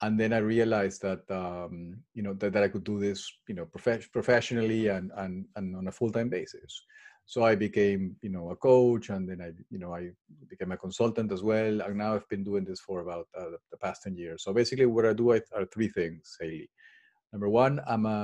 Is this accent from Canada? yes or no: no; Peru; moved away as an adult; now in England; I was born and raised in Peru